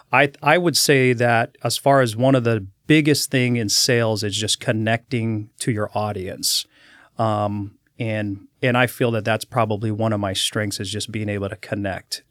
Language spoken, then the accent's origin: English; Daly City, California, United States; moved away as an adult; also born or lived in San Francisco; for my first five years of my life, and then we moved to South San Francisco, a town of uh, called Daly City.